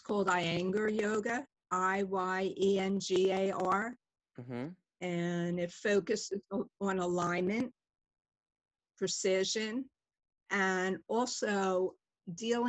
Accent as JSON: {"language": "English", "town": "Philadelphia", "region": "Pennsylvania", "country": "United States", "tie": "born or raised there", "said": "I grew up in Northeast Philadelphia and had a fun childhood"}